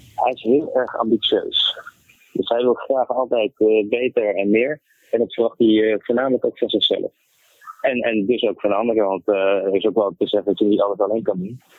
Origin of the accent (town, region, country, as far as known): Netherlands; born or raised there; also born or lived in Canada / Iran